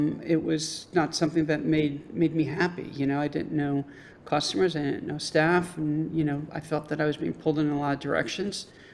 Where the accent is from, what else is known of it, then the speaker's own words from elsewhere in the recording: New Haven, Connecticut, United States; moved away as an adult; also born or lived in Boston, United States; now in Chicago, United States; I grew up in New Haven